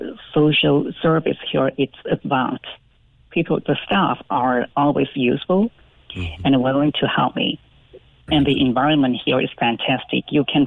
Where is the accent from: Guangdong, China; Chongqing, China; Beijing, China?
Guangdong, China; English is a second language; moved away as an adult; now in Cork, Ireland; I'm from Canton Province, which is very close to Hong Kong.